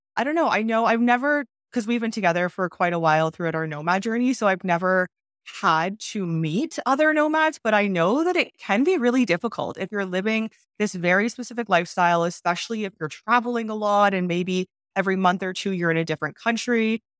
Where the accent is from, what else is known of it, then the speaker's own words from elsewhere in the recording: Canada; now in Mexico; I'm Canadian, I'm not American